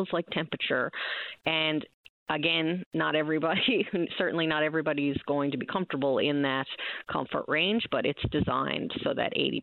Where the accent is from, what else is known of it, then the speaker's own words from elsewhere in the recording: Newfoundland and Labrador, Canada; I can speak as a Newfoundlander and Labradorian